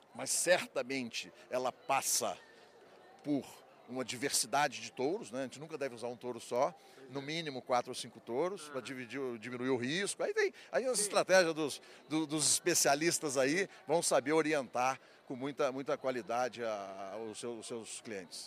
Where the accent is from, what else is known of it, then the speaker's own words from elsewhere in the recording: Barra Mansa, Rio de Janeiro, Brazil; lá no interior de, do estado do Rio, onde eu nasci, que é em Barra Mansa